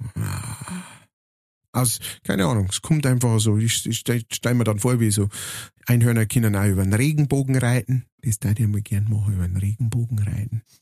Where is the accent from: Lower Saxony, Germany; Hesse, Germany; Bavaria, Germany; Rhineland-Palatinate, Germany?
Bavaria, Germany; Upper Palatinate; bei uns in der Oberpfalz